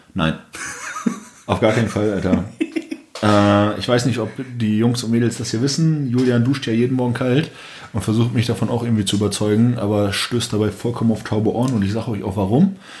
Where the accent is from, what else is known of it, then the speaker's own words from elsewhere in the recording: Bremen, Germany; moved away as an adult; now in Berlin, Germany; ich komme ursprünglich aus Bremen, aus dem Norden. Ich bin vor einem guten Jahr nach Berlin gezogen